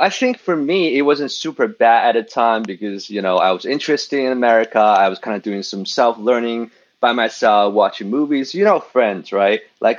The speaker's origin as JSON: {"language": "English", "country": "China", "tie": "born or raised there", "also_born_or_lived": "United States", "moved": "yes", "said": "growing up in China"}